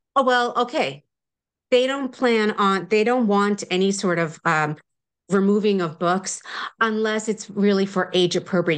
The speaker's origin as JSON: {"language": "English", "country": "United States", "tie": "born or raised there", "also_born_or_lived": "New Jersey / New York", "moved": "yes", "said": "I grew up in New Jersey and New York"}